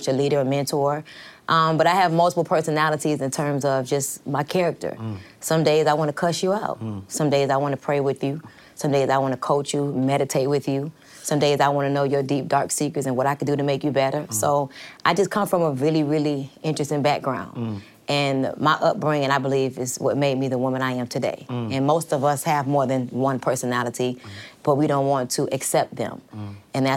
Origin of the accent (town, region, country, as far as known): Miami, Florida, United States; born or raised there; moved away as an adult; also born or lived in New York / New Orleans; now in Atlanta, United States